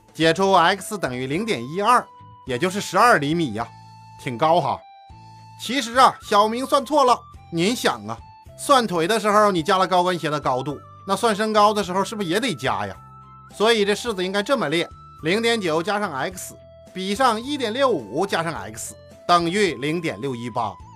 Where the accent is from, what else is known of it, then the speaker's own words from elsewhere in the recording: Northeast China, China; 小时候在东北